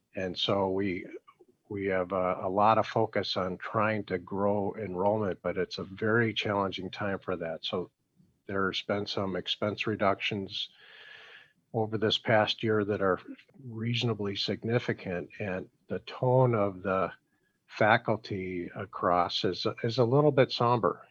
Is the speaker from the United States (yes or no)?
yes; Chicago, Illinois, United States; also born or lived in Milwaukee; I was from from Chicago at the time